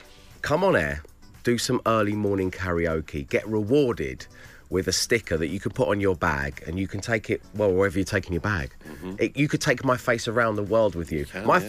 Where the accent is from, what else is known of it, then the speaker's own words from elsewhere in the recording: Plymouth, South West England, United Kingdom; Good morning, Dave and the team. … from Plymouth.